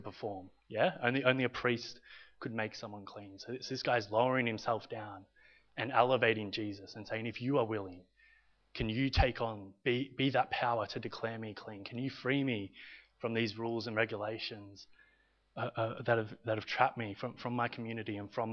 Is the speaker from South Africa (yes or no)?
no; Victoria, Australia; also born or lived in Italy; I'm half Australian and half Italian.